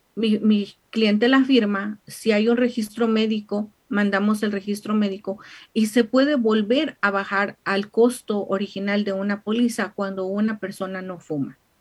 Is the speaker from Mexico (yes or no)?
yes; Mexico; now in United States; como típica mexicana